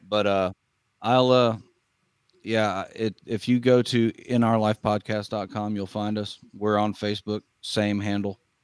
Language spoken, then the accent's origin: English; Northeast Kansas, United States; now in South Georgia, United States; I grew up, I grew up in Northeast Kansas, but I, I, uh, live in South Georgia now